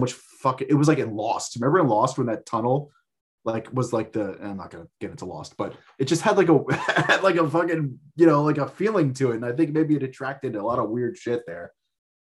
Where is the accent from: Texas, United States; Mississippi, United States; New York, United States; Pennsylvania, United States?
New York, United States; Long Island; also born or lived in Los Angeles; I grew up in Long Island